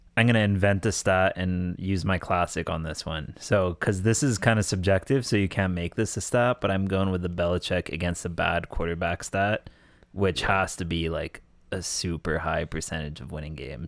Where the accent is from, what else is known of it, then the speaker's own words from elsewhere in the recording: Canada; I'm born and raised in Canada